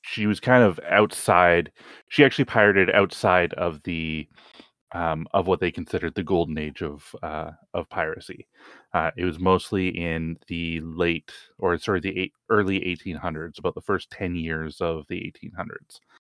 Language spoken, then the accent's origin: English; Canada; as a Canadian